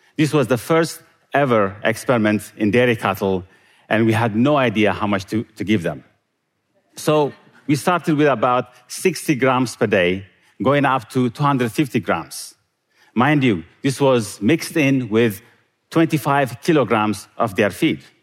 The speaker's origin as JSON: {"language": "English", "country": "Eritrea", "tie": "born or raised there", "moved": "yes", "said": "Growing up in Eritrea"}